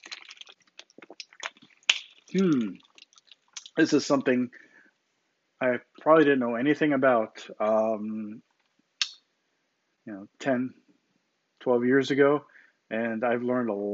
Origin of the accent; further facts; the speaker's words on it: United States; Growing up in the United States, with the freedom